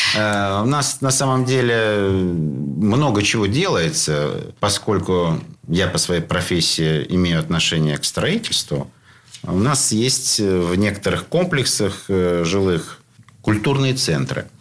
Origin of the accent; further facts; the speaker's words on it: Saint Petersburg, Russia; ленинградцы, петербуржцы